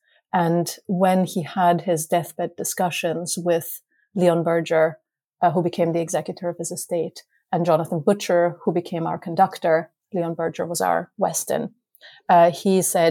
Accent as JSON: {"language": "English", "region": "Vienna", "country": "Austria", "tie": "born or raised there", "moved": "yes", "said": "I grew up in Vienna"}